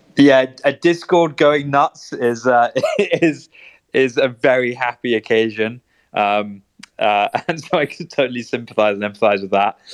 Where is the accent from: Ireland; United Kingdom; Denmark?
United Kingdom; London; we're all from London